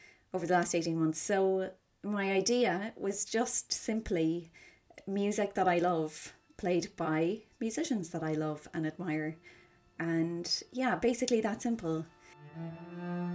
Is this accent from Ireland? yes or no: yes; Cork, Munster, Ireland; now in London, United Kingdom; I'm from Cork City, but I am living in London and freelancing here